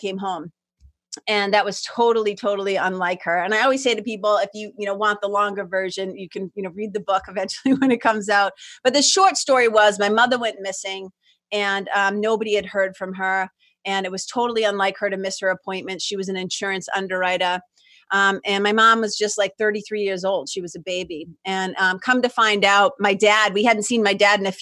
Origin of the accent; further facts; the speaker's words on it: Lawrence, Massachusetts, United States; moved away as an adult; also born or lived in Boston, Massachusetts / Los Angeles, California; now in New Hampshire, United States; I grew up in Lawrence, Mass, which is like 30 miles, little mill town, immigrant city, 30 miles north of Boston